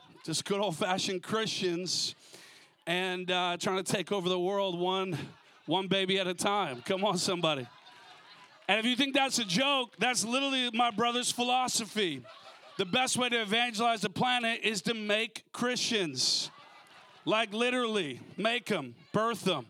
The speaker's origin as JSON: {"language": "English", "region": "Minnesota", "country": "United States", "tie": "born or raised there", "moved": "yes", "lives_now": "California, United States", "said": "I grew up in Minnesota originally, you know, so I understand the cold"}